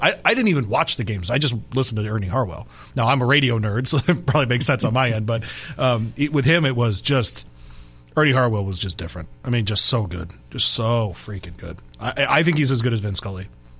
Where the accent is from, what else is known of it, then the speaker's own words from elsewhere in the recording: Western Michigan, United States; also born or lived in Detroit, Michigan; because of where I grew up in Western Michigan, we were halfway between Chicago and Detroit. So I was born in Detroit. My family's from Detroit.